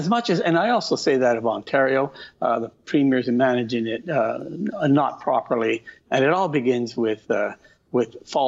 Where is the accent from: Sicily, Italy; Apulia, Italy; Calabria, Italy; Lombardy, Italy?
Calabria, Italy; born there; Italy's a big country. I was born in Calabria.